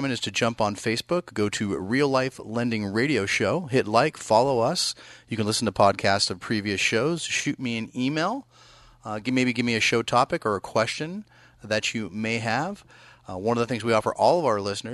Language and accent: English; East Bay, California, United States; moved away as an adult; now in Sacramento, United States; I grew up in the East Bay